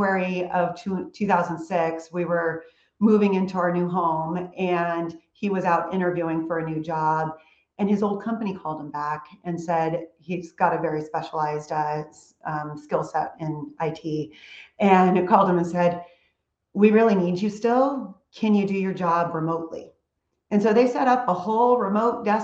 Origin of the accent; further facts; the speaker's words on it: California, United States; moved away as an adult; also born or lived in Charlotte, North Carolina; now in Houston, United States; I'm a California girl